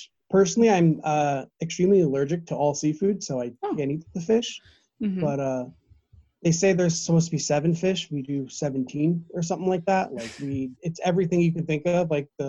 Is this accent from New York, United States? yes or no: yes; Nassau County, New York, United States; I'm from Nassau as well. West Nassau.